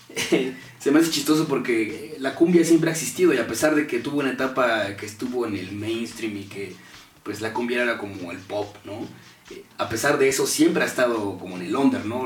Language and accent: Spanish; Mexico; como mexicano